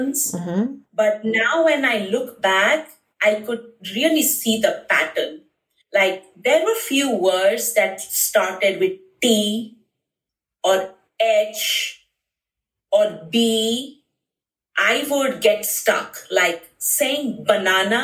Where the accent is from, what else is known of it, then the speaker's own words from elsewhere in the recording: Bhubaneswar, Odisha, India; moved away as an adult; now in Phoenix, United States; in India, I was from Bhubaneswar, Odisha, and in my school, you know, I had my friends teasing me.